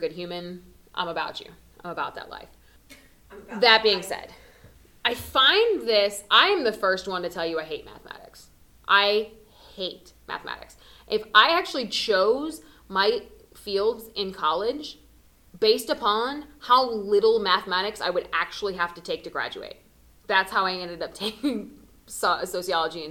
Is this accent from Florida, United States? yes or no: yes; South Florida, United States; I'm from South Florida. I'm from a big city.